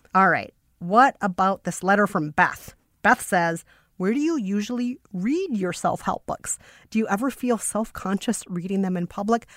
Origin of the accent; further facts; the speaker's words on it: Minneapolis, Minnesota, United States; accent: Minnesotan; now in New York, United States; when I was growing up in Minneapolis